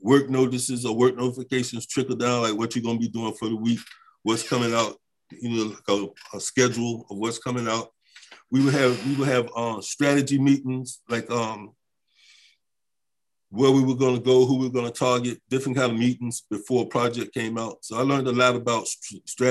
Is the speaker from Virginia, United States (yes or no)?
yes; Virginia, United States; also born or lived in Italy; I'm from Virginia.